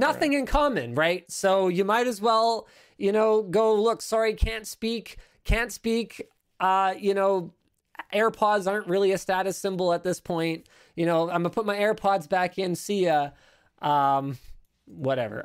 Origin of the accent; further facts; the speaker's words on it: Canada; I'm Canadian